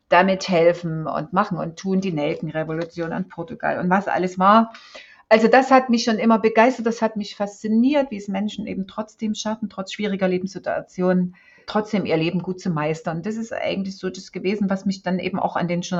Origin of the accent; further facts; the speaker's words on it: East Germany, Germany; Ich bin in der DDR aufgewachsen. Meine ersten 30 Jahre habe ich in der DDR verbracht.